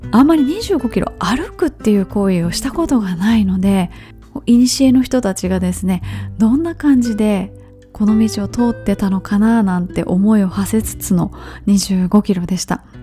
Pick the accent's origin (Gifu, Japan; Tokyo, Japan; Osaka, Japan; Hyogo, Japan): Hyogo, Japan; Kobe; moved away; 私がよく、実家に帰った時に登ったりとか、ちっちゃい頃から、歩いて登ったりしていた山